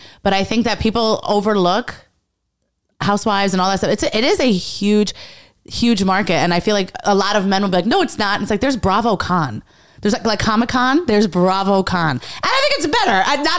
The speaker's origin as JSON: {"language": "English", "town": "New York City", "region": "New York", "country": "United States", "tie": "born or raised there", "said": "I'm from Lower East Side. Okay. I'm from like born and raised."}